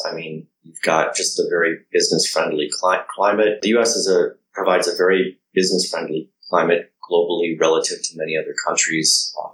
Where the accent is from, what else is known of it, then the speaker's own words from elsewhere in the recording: United States; I'm American. I'm based here.